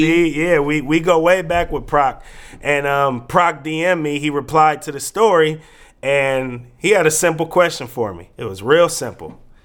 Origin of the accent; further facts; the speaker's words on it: Bay Area, California, United States; now in Portland, United States; we grew up in the Bay Area